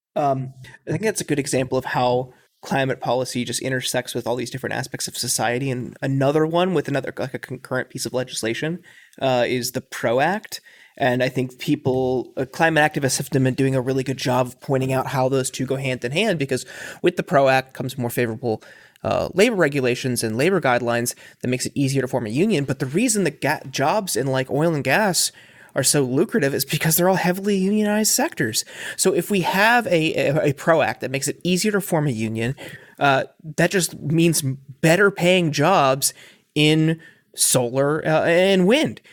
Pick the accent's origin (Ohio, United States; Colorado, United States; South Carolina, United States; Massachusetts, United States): Ohio, United States; Northeast; I grew up in Northeast Ohio um, and was there for the fracking boom